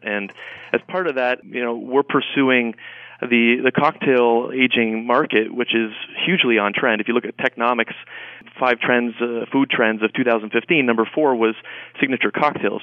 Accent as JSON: {"language": "English", "country": "Canada", "moved": "yes", "said": "I'm from Canada originally"}